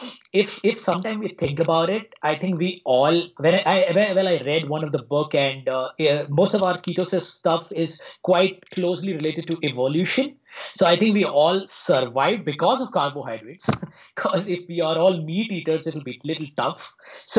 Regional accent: India; also born or lived in Mumbai, India; now in New Delhi, India; So I grew up in India. So I'm presently in New Delhi. I spent some time in Mumbai.

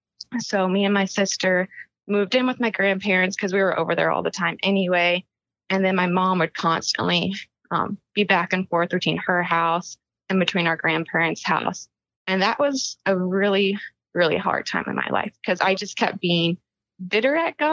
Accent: Powhatan, Virginia, United States; now in South Carolina, United States; In South Carolina, but I'm originally from Powhatan, Virginia

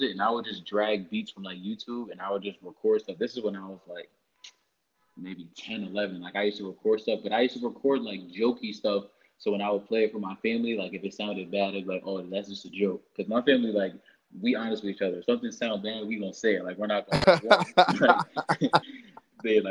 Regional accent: Rockland County, New York, United States; I spent the majority of my life in Rockland

